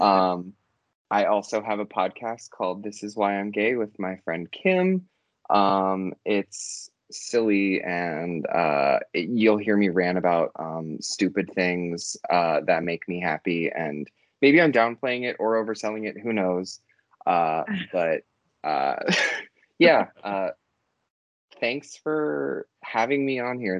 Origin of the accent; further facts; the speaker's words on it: United States; being an American